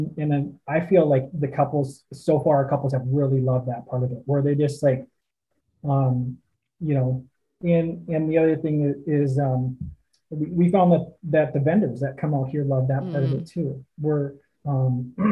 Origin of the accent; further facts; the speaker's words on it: Northwest Wisconsin, United States; moved away as an adult; also born or lived in Twin Cities, Minnesota; Both my wife and I grew up in Northwest Wisconsin, so small towns